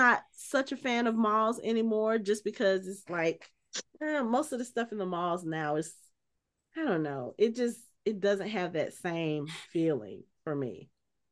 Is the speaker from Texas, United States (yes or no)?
no; Atlanta, Georgia, United States; I grew up in Southwest Atlanta, right near Greenbrier Mall